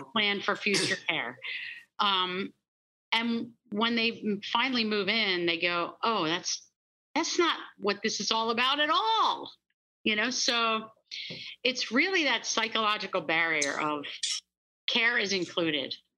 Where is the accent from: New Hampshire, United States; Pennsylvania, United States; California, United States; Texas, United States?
Pennsylvania, United States; born and raised in Pennsylvania